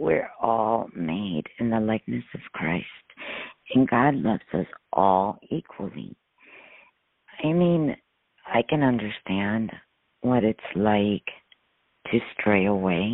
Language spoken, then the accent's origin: English; Miami, Florida, United States; I'm from Miami.